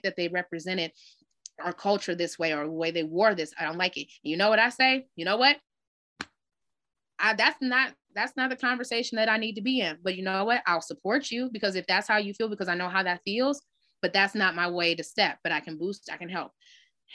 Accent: Detroit, Michigan, United States; I'm from Detroit. So everybody know Detroit town

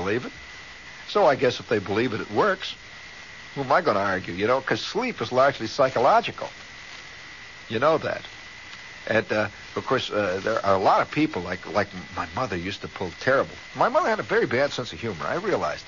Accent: Indiana, United States; moved away; I came from Indiana

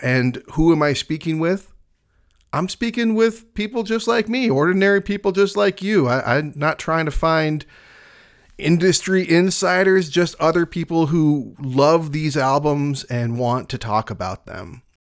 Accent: Michigan, United States; I'm from Michigan

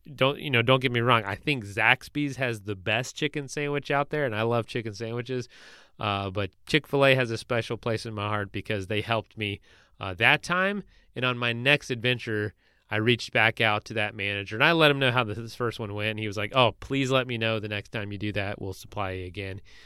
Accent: Florida, United States; I was in Florida where I was from

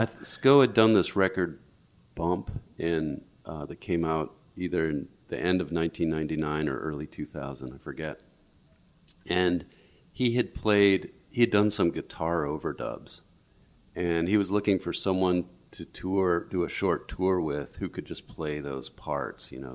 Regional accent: St. Louis, Missouri, United States; moved away as an adult; also born or lived in Madison, Wisconsin / San Francisco Bay Area; I was raised in St. Louis

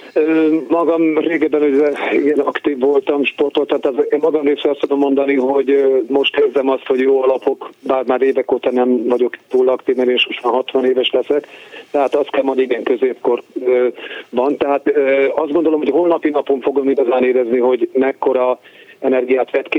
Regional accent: Miskolc, Borsod-Abaúj-Zemplén, Hungary; Miskolci is vagyok, tehát még csak harminc kilométerre vagyok negyvenre az otthonomtól

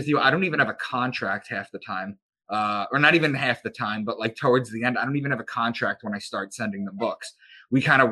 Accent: Long Island, New York, United States; I'm from Long Island

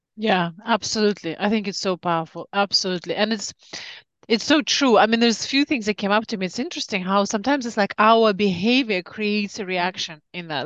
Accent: Siberia, Russia; moved away; I grew up in Siberia during communism time

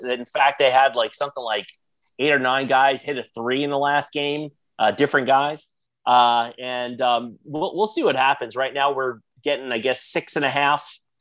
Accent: New York, United States; I grew up in New York as a as a Bulls fan

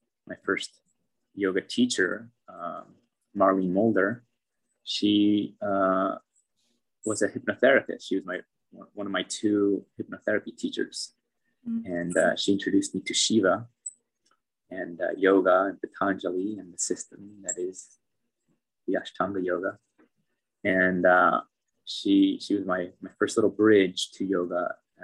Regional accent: Philo, California, United States; moved away as an adult; also born or lived in Novato, California / India; my hometown is only an hour away from Odaria. The town of Philo.

